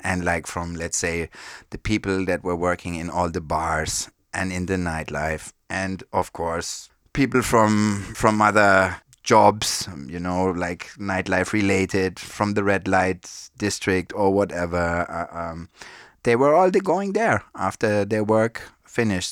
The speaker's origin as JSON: {"language": "English", "town": "Frankfurt", "region": "Hesse", "country": "Germany", "tie": "born or raised there", "said": "Born and raised in Frankfurt. That's where I grew up"}